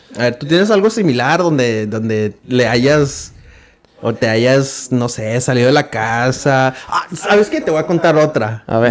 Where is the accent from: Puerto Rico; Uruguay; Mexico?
Mexico; como buen hijo mexicano